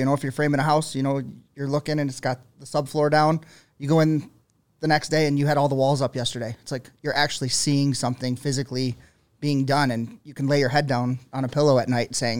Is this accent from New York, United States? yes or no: yes; Buffalo, New York, United States; I'm from Buffalo. So my dad goes, what are you going to do?